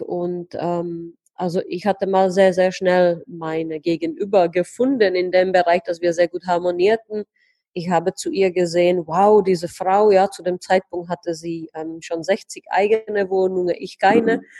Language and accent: German; Heidelberg, Baden-Württemberg, Germany; moved away as an adult; now in Prague, Czech Republic; ich komme ursprünglich aus Heidelberg, habe dort 22 Jahre gelebt, lebe jetzt ähm, ja fast über einen Jahr, ja mhm. fast zwei, mhm. in Prag